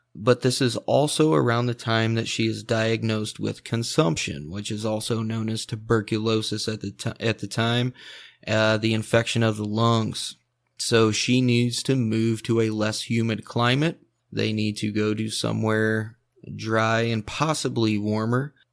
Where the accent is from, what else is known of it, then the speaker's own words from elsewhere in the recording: Indiana, United States; I'm from Indiana